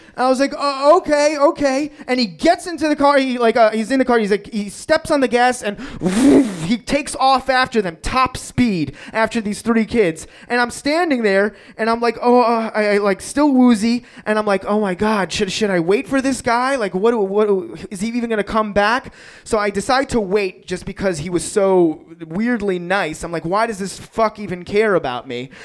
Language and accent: English; New York City, New York, United States; I grew up in Queens in New York